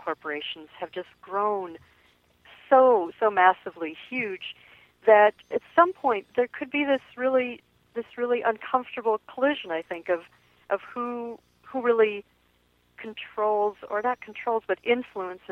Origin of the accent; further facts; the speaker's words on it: Minnesota, United States; I'm from Minnesota, and I think in some ways we are one of the poster states for political correctness.